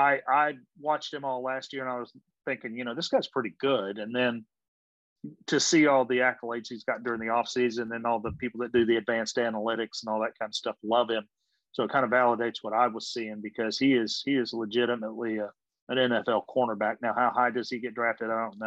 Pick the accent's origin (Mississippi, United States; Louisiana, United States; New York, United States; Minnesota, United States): Mississippi, United States; I grew up in Mississippi, so I've been hearing that for years.